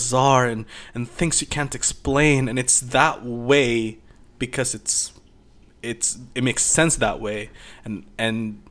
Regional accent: Philippines; I grew up in Philippines, and Philippines is a Catholic nation

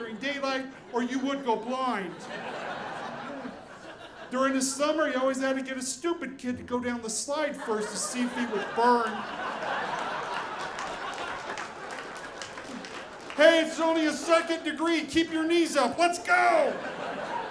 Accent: Utah, United States; I'm growing up in Utah, a little different than most places

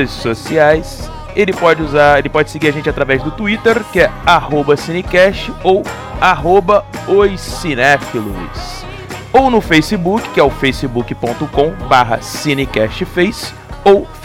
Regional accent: Rio de Janeiro, Brazil; já que eu sou carioca, bora!

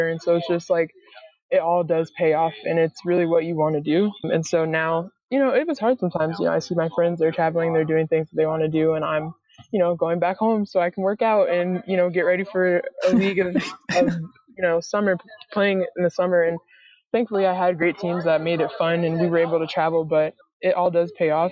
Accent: North Carolina, United States; also born or lived in Rhode Island / Connecticut; now in Fort Worth, United States; I grew up in North Carolina, so, you know, warm weather is what I'm used

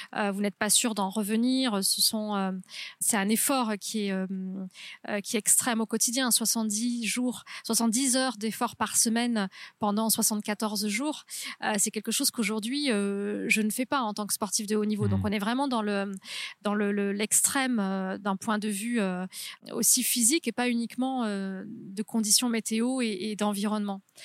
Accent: near Toulouse, Haute-Garonne, Occitania, France; moved away; also born or lived in Carcassonne; je suis née à Carcassonne, j'ai grandi euh, près de Toulouse, donc en Haute-Garonne.

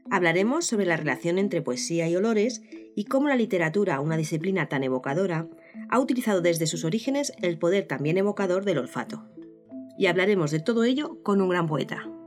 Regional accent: Ciempozuelos, Community of Madrid, Spain; soy de Cienpozuelos

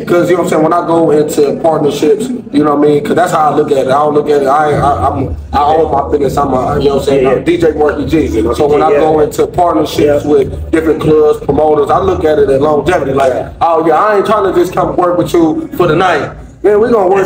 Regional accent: Dayton, Ohio, United States; moved away as an adult; now in Houston, United States; I'm from Dayton, Ohio

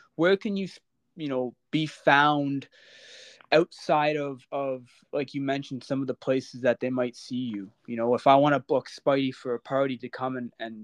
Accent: Oshawa, Ontario, Canada; moved away; I'm from Oshawa, born and raised. It's a hometown for me. Don't live there currently

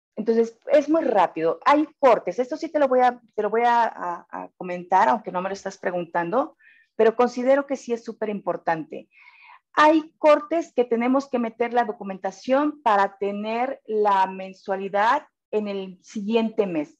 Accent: Monterrey, Nuevo León, Mexico; somos bien regios aquí

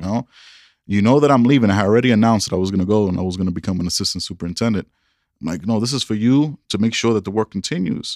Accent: New York, United States; now in Denver, United States; I'm a New Yorker

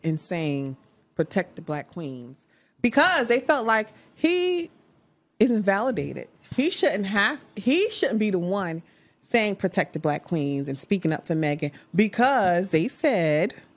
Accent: Newark, New Jersey, United States; we're from Newark

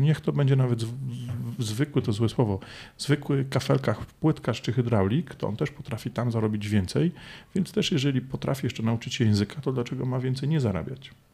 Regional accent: Poland; also born or lived in London, United Kingdom

